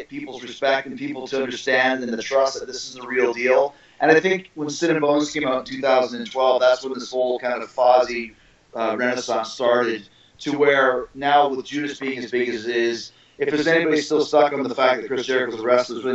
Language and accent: English; Winnipeg, Manitoba, Canada; the street where I grew up in Wordsworth Way in Winnipeg, Manitoba, Canada